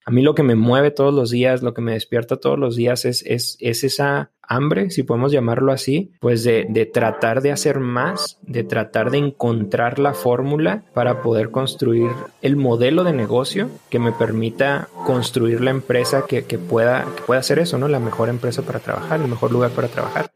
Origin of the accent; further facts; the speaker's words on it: Delicias, Chihuahua, Mexico; Crecí, yo soy de Delicias y crecí yendo toda parte de los últimos años de la secundaria y toda mi prepa